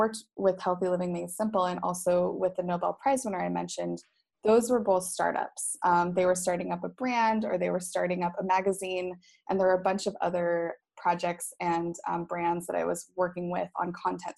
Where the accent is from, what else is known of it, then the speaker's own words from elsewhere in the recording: Boise, Idaho, United States; moved away as an adult; also born or lived in Dominican Republic / Vietnam / Cincinnati, Ohio; now in Phuket, Thailand; Boise, Idaho is my hometown